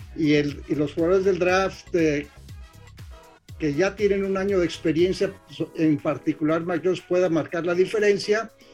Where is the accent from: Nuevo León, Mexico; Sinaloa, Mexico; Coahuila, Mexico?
Coahuila, Mexico; Torreón; somos eh, paisanos de Torreón